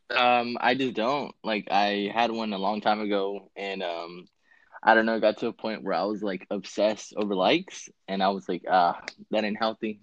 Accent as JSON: {"language": "English", "region": "California", "country": "United States", "said": "I'm from Cali."}